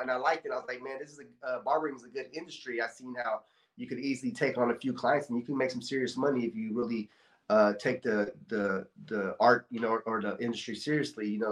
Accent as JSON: {"language": "English", "area": "Bay Area", "region": "California", "country": "United States", "tie": "born or raised there", "lives_now": "Stockton, United States", "said": "I grew up actually in the Bay Area"}